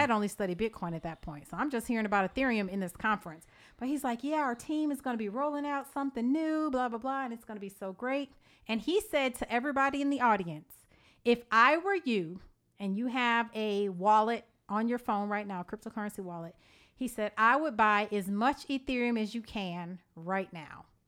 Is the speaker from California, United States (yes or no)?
no; Evanston, Illinois, United States; also born or lived in Georgia; now in McDonough, Georgia, United States; we are from Evanston, Illinois, which is the north shore of Chicago